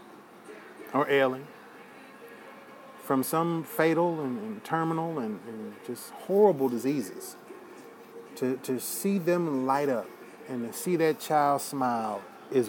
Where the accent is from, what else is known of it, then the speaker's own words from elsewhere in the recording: United States; as an American